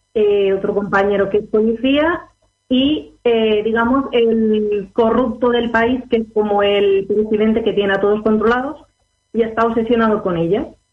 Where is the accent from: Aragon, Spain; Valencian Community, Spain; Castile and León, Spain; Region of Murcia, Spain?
Valencian Community, Spain; Alicante; Soy de El Alicante.